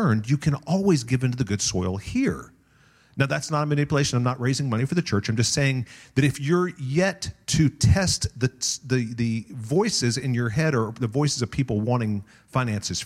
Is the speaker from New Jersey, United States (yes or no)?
no; Tulsa, Oklahoma, United States; now in Las Vegas, United States; I grew up on the Oral Roberts University campus